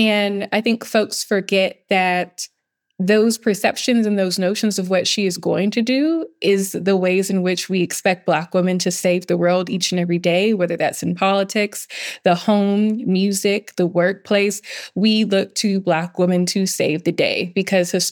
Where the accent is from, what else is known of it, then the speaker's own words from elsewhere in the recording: the South, United States; moved away as an adult; I'm someone who was born and raised in the South